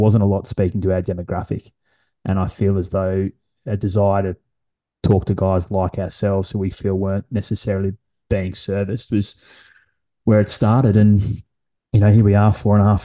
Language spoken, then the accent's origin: English; Brisbane, Queensland, Australia; also born or lived in Perth; I'm born and bred in Brizzy